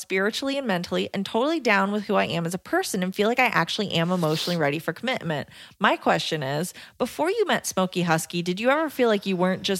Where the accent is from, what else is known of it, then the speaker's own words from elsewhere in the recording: Canada; I'm also Canadian.